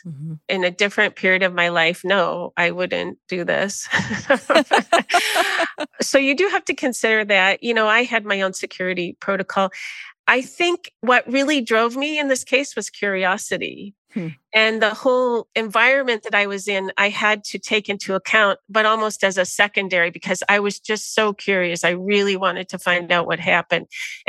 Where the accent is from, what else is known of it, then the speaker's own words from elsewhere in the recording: United States; people could pretty much can see I was probably American.